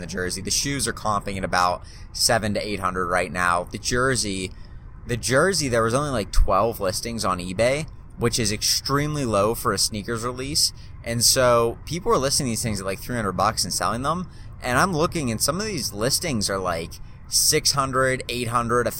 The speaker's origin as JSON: {"language": "English", "town": "Pittsburgh", "region": "Pennsylvania", "country": "United States", "said": "I'm from Pittsburgh"}